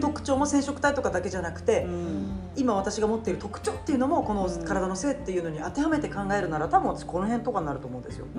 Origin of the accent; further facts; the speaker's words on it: Japan; accent: Nagoya dialect; 日本で生まれ育った、うん、いわゆるハーフです、うん、えーと、お父さんがイギリスでお母さんが名古屋です